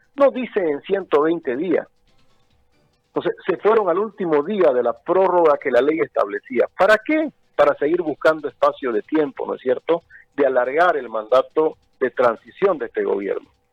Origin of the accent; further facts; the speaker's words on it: Chiquitania, Santa Cruz, Bolivia; Yo soy un boliviano que ha tenido la suerte de nacer en esta bendita tierra chiquitana, de formarse profesionalmente en Santa Cruz